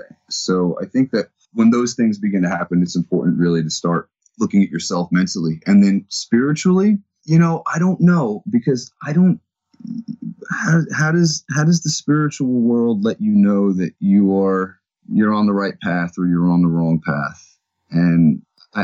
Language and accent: English; New Jersey, United States; I'm from New Jersey